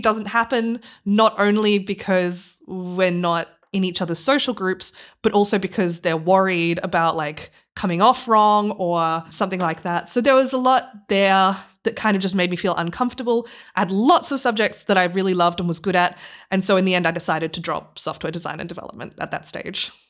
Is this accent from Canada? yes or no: no; Australia; moved away as an adult; now in Leipzig, Germany; I'm originally from Australia